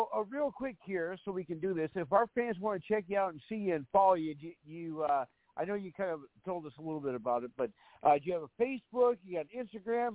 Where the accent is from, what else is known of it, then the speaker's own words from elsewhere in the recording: Fargo, North Dakota, United States; my hometown, because I'm from Fargo